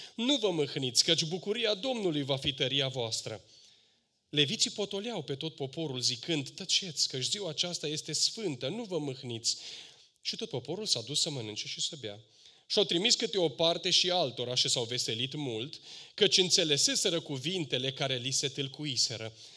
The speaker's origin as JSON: {"language": "Romanian", "country": "Romania", "said": "noi ca români"}